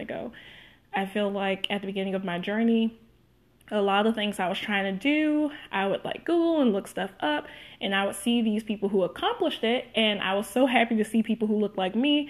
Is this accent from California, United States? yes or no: no; Meridian, Mississippi, United States; moved away as an adult; now in Dallas, United States; I am a former Mississippi hippie, and I am now a Dallas darling. And I moved all the way from Meridian, Mississippi to Dallas 1 year ago